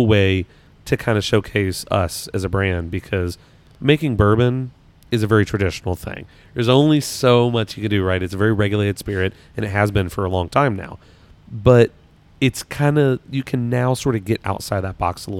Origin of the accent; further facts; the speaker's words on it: Kentucky, United States; accent: Kentucky; My Kentucky accent